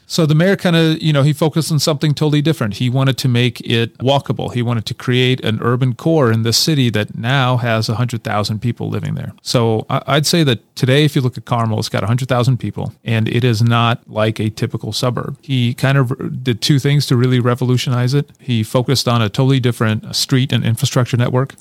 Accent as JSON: {"language": "English", "region": "Kyiv", "country": "Ukraine", "tie": "born or raised there", "moved": "yes", "lives_now": "United States", "said": "I'm originally from Kyiv, Ukraine, so I grew up on a ninth floor of a, one of those Soviet blockhouse"}